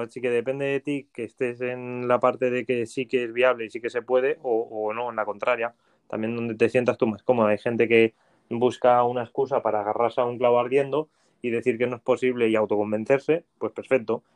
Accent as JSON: {"language": "Spanish", "town": "Valencia", "region": "Valencian Community", "country": "Spain", "also_born_or_lived": "Finland", "moved": "as an adult", "lives_now": "Madrid, Spain", "said": "yo soy de Valencia"}